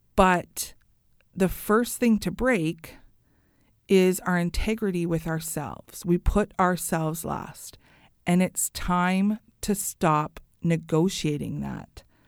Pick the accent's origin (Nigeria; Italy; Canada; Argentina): Canada; I love being Canadian